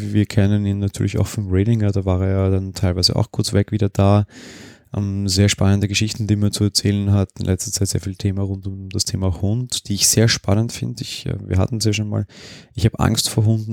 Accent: Austria; Bei uns in Österreich

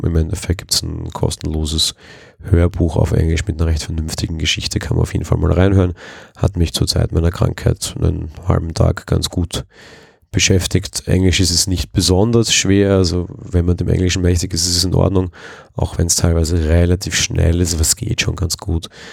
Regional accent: Vienna, Austria; Als Wiener und aus Wien kommend

